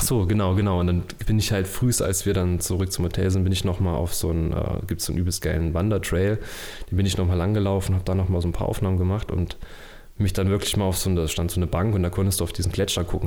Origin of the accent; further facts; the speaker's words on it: Erfurt, Thuringia, Germany; Ich komme aus Erfurt und bin freiberuflicher Filmemacher